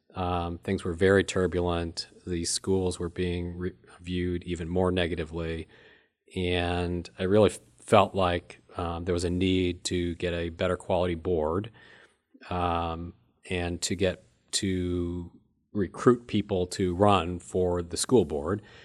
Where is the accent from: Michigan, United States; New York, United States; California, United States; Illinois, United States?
Illinois, United States; moved away as an adult; now in Rockford, United States; I grew up in a small town about sixty miles south of Rockford and moved here twenty-eight years ago